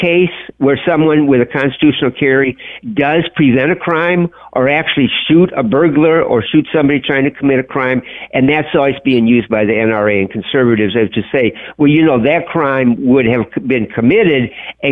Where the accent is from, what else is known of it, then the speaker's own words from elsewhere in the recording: Illinois, United States; moved away; I'm originally from Illinois